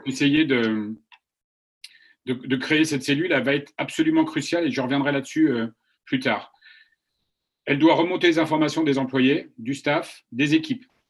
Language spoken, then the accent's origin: French; France; also born or lived in China; now in United States; je suis français, j'ai vécu 20 ans en Chine